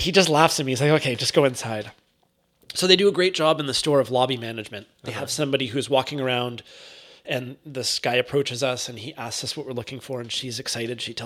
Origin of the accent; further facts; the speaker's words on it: Canada; being Canadian